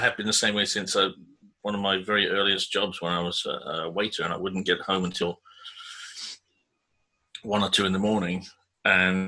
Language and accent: English; Tenterden, South East England, United Kingdom; A little place in Kent called Tenterden. Where I grew up, actually. I grew up in the house across the street from where I live right now